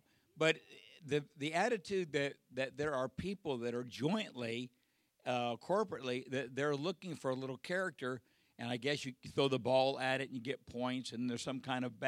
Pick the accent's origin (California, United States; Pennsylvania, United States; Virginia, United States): California, United States; Southern; born and raised in Southern California